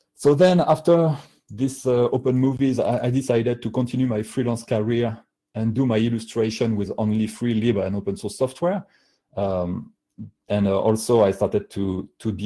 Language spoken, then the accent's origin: English; France; accent: heavy French; English is a second language; my heavy French accent